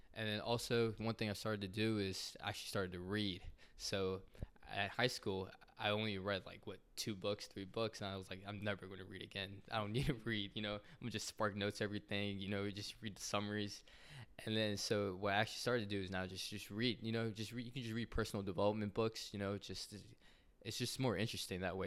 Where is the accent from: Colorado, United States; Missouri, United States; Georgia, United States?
Georgia, United States; Atlanta; I grew up in Atlanta, Georgia